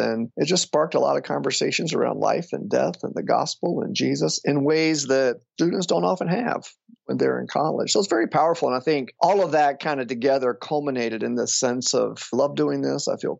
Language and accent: English; the South, United States; Growing up in the South, I knew nothing about things like Wheaton College and Christian colleges. Again, everybody was a Christian.